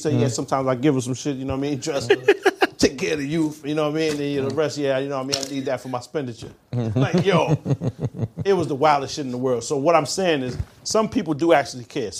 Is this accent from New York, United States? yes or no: yes; Brooklyn, New York, United States; I'm actually from Brooklyn